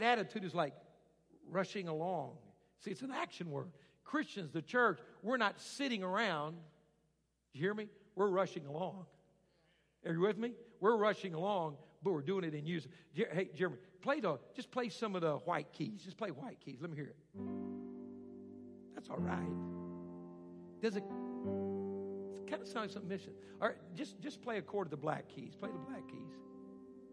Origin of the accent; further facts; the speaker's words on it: Arkansas, United States; moved away; I grew up in Arkansas, so I didn't get the finer things